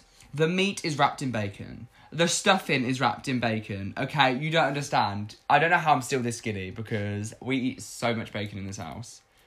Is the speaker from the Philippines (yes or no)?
no; United Kingdom; growing up in Britain